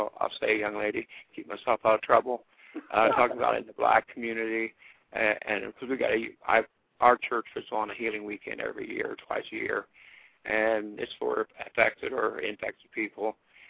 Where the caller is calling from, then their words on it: Ohio, United States; I'm doing real great. I'm in Ohio.